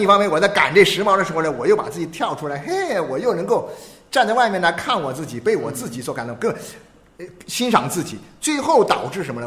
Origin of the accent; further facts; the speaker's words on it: China; 我觉得我们中国人